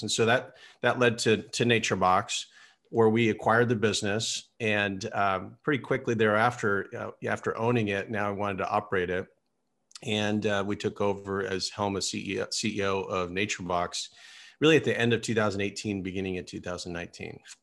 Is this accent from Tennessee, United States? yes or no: no; Silicon Valley, California, United States; I grew up here in Silicon Valley